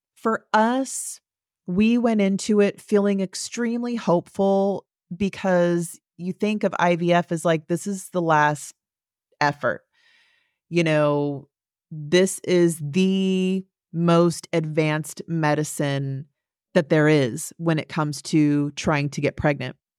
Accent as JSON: {"language": "English", "area": "Central Valley", "region": "California", "country": "United States", "tie": "born or raised there", "said": "I grew up in Central Valley, California."}